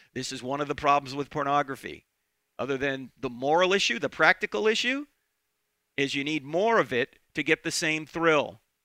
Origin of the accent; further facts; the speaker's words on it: New Jersey, United States; moved away; I'm originally from New Jersey